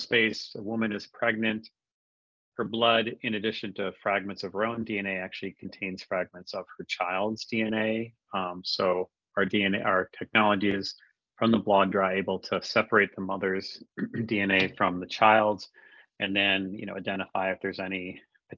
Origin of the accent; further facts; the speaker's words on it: Minnesota, United States; also born or lived in Bay Area / Boston / Switzerland; So I'm born and raised in Minnesota, and that's actually where I'm based right now.